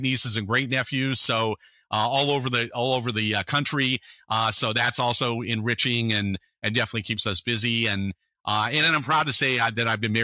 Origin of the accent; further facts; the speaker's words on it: San Francisco Bay Area, California, United States; I grew up in the San Francisco Bay Area